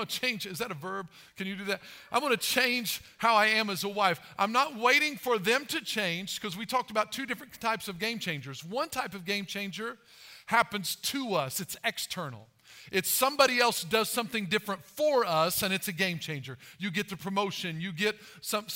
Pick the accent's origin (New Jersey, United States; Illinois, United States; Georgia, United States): Illinois, United States; Albion; I'm from Albion, so it's not very far from Mount Carmel